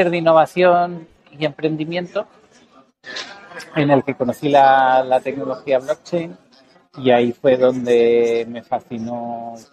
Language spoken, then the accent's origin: Spanish; Mexico; Y es una realidad que yo conozco, por, como mexicano, pues mi familia tiene una finca de café